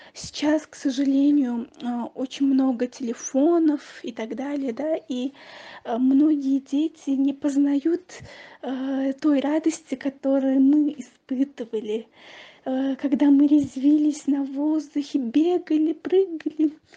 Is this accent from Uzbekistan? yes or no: yes; Tashkent, Uzbekistan; я из Ташкента